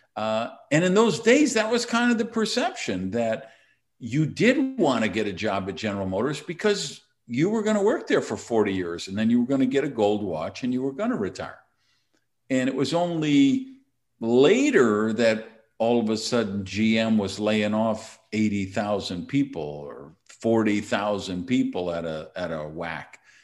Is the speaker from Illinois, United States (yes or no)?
no; Madison, Wisconsin, United States; now in Miami, United States; I was born and raised in Madison, Wisconsin